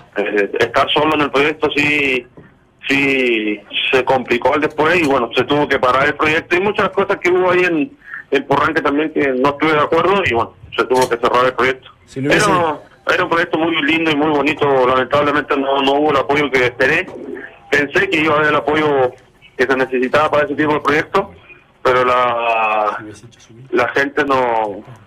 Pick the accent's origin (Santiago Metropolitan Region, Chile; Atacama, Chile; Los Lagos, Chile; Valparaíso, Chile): Los Lagos, Chile; Purranque; moved away as an adult; also born or lived in Mexico; now in Monterrey, Mexico; yo soy chileno, yo amo mi país, amo mi pueblo, Porrenque